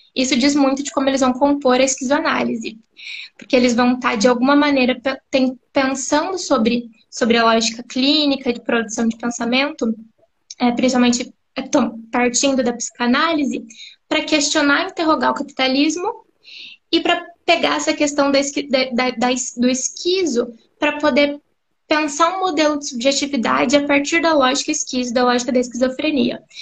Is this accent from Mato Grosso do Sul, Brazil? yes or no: yes; Campo Grande, Mato Grosso do Sul, Brazil; sou psicóloga, sou de Campo Grande, Mato Grosso do Sul